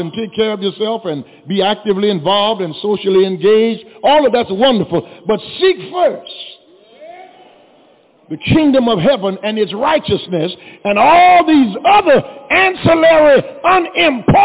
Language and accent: English; Louisiana, United States; growing up in Louisiana